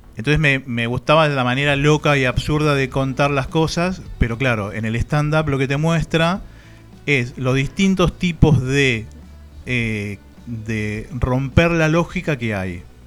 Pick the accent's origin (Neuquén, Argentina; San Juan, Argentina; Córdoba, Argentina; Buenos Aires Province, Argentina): Buenos Aires Province, Argentina; Banfield; also born or lived in Barcelona, Spain; Yo soy de Banfield